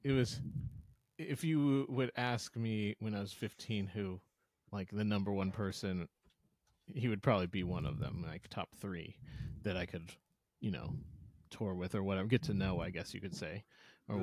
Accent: St. Louis, Missouri, United States; I'm from St. Louis, Missouri, and I'm a Cardinals fan

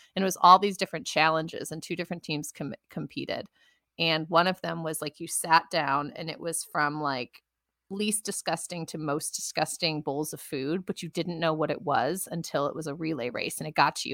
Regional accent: Western New York, United States; being raised in Western New York, my accent all my vowels are messed up

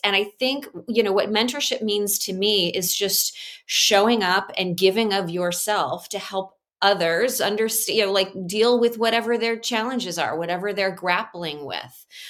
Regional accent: Chicago, Illinois, United States; I am Chicagoan

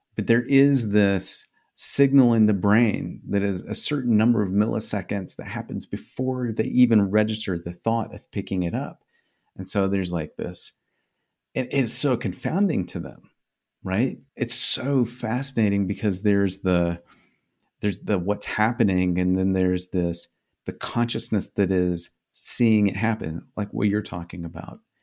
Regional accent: Indiana, United States; first language English; I grew up in Indiana

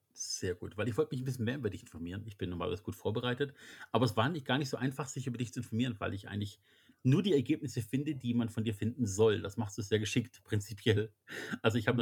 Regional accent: Germany; als wir Deutschen

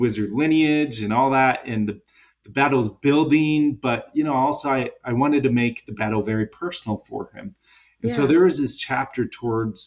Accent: Seattle, Washington, United States; I'm from Seattle

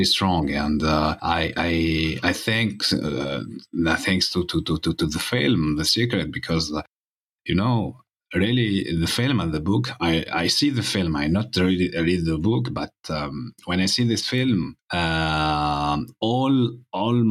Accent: Tunisia; I'm from Tunisia

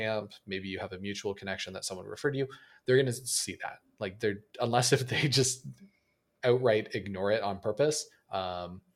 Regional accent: Canada; a Canadian developer

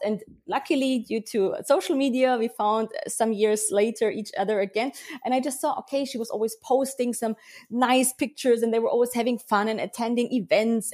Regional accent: Germany; I was born and raised here in Germany. So I grew up with both cultures, but I have to say that I feel quite um, connected to Bavaria.

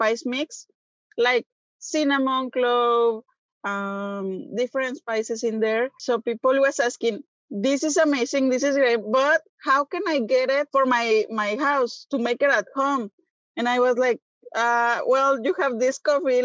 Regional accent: Guadalajara, Jalisco, Mexico; English is a second language; moved away as an adult; now in Texas, United States; some part of the Jalisco, like my hometown, that has some good coffee

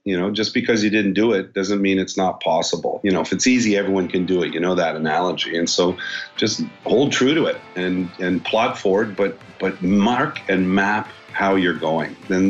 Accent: Montreal, Quebec, Canada; Born and raised in Montreal, Quebec, Canada. Went to Bishop's University and family manufactured sailboats.

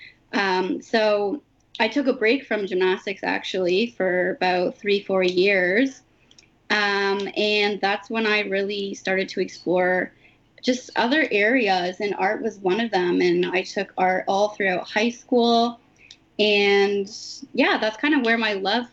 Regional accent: Mnjikaning First Nation, Ontario, Canada; now in Toronto, Canada; I'm from the Minjikining First Nation, or Williams Treaty Territory

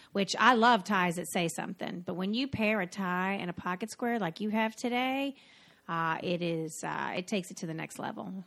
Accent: North Carolina, United States; now in New York, United States; I'm from North Carolina

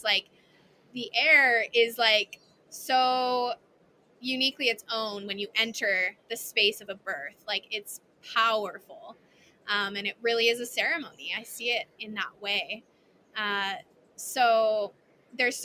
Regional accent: Canada; I'm Canadian

